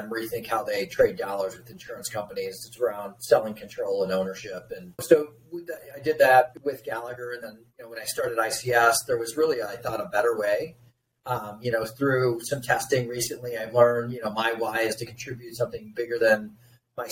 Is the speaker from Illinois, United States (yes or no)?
yes; Chicago, Illinois, United States; moved away as an adult; also born or lived in Iowa City, United States; now in Des Moines, United States; born and raised in Chicago, came out to University of Iowa, played baseball there